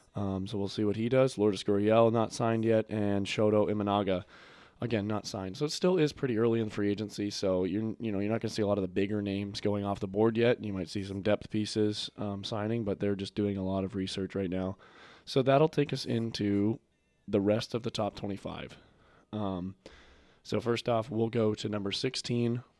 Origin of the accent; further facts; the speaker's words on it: Toronto, Ontario, Canada; I grew up in Toronto, near Toronto